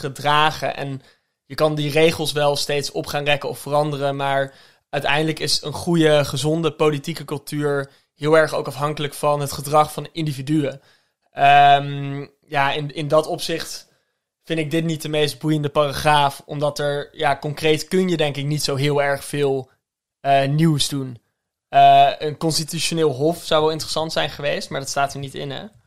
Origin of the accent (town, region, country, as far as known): Netherlands